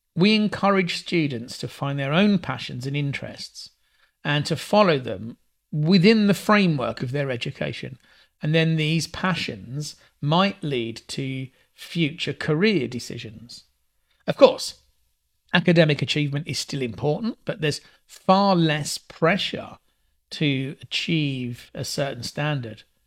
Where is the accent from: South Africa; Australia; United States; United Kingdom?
United Kingdom; England; I'm English